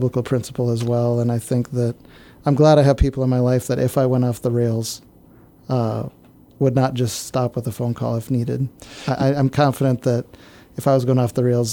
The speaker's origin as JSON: {"language": "English", "region": "northern Minnesota", "country": "United States", "tie": "born or raised there", "also_born_or_lived": "Canada", "moved": "yes", "said": "So I grew up in northern Minnesota"}